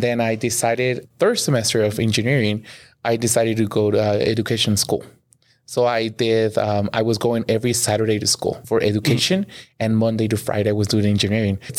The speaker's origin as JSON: {"language": "English", "town": "Poza Rica", "region": "Veracruz", "country": "Mexico", "tie": "born or raised there", "also_born_or_lived": "Long Beach, California", "said": "So I was raised in both countries, in in Mexico, specifically in Poza Rica, Veracruz, and then moved back to California back and forth."}